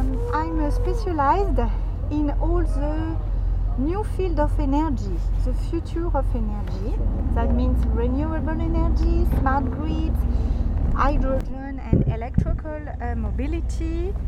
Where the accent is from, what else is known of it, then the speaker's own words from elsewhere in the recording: south of France, France; I'm from the south of France.